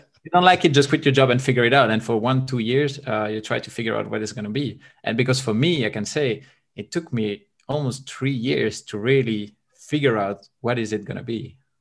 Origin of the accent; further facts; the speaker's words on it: Belgium; now in Bulgaria; I'm from Belgium. I currently live in Bulgaria.